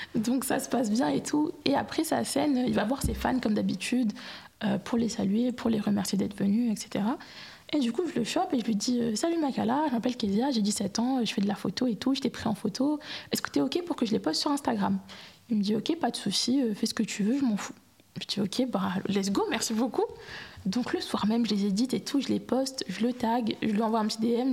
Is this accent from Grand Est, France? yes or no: no; Marseille, Provence-Alpes-Côte d'Azur, France; j'ai grandi à Marseille